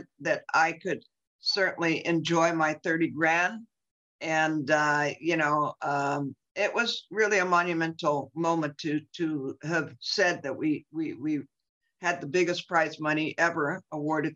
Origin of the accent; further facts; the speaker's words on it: San Francisco, California, United States; I was born and raised in San Francisco